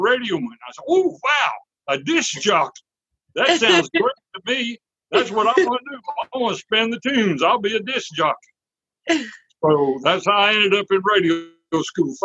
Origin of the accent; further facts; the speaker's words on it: San Antonio, Texas, United States; I was born and raised in San Antonio, Texas.